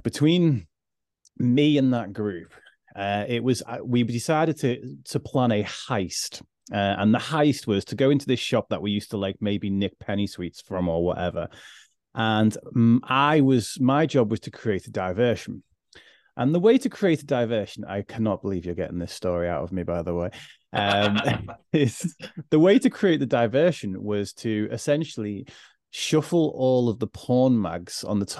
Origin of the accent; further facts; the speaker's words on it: Liverpool, North West England, United Kingdom; my accent's a little bit softer than it used to be these days, but I am actually from Liverpool and I went to the 14th worst school in the country.